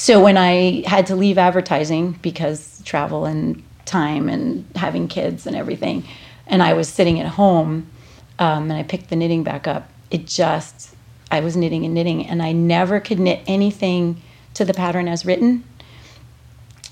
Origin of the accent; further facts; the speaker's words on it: Princeton, New Jersey, United States; I grew up in Princeton, New Jersey, which is like a little old school preppy town